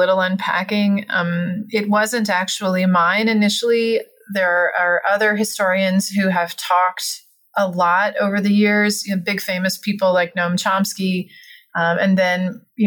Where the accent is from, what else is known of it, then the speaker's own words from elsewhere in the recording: Alabama, United States; moved away; also born or lived in Austin, Texas; I grew up in Alabama